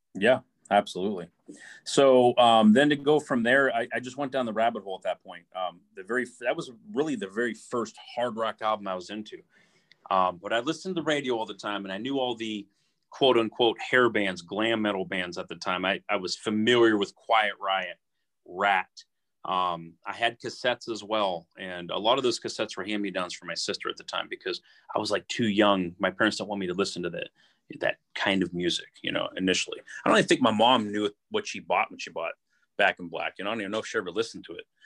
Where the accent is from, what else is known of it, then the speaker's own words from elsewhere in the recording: Youngstown, Ohio, United States; also born or lived in Struthers, Ohio / Boardman, Ohio / Poland, Ohio; I'm born and raised in Youngstown, Ohio